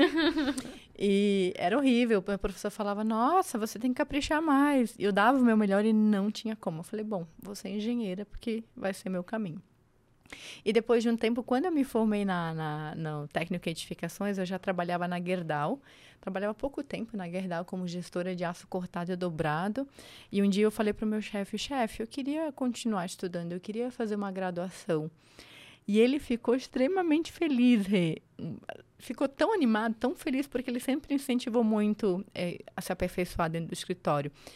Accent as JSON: {"language": "Portuguese", "town": "Angelina", "region": "Santa Catarina", "country": "Brazil", "tie": "born or raised there", "also_born_or_lived": "Florianópolis / abroad", "moved": "as an adult", "lives_now": "São Paulo, Brazil", "said": "Eu sou de Angelina. É uma cidade no interior do estado de Santa Catarina."}